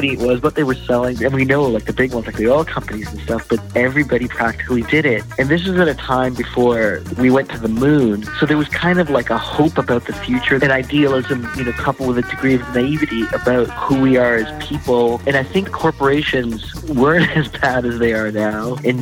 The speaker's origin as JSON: {"language": "English", "country": "Canada", "tie": "born or raised there", "also_born_or_lived": "India", "said": "I'm originally from India. I was born there. When I was a year old, my family moved to Canada, and my father knew how to draw and paint. And so I grew up being influenced by him"}